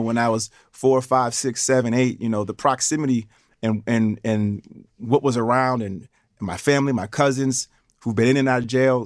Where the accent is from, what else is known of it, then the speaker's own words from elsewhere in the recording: Schenectady, New York, United States; growing up in Schenectady, parents working for G